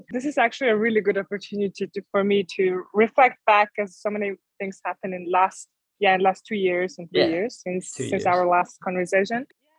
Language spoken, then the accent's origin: English; Mongolia; moved away as an adult; also born or lived in Germany / Mexico; And so I'm based in Ulaanbaatar, the capital, since 2019, November. Basically, 2 months after I arrived back to my home country, the COVID started. So all the plans were ruined, and then had to stay in Mongolia.